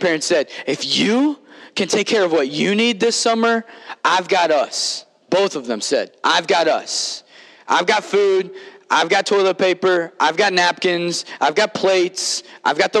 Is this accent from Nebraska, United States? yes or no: no; Kentucky, United States; on a farm growing up in Kentucky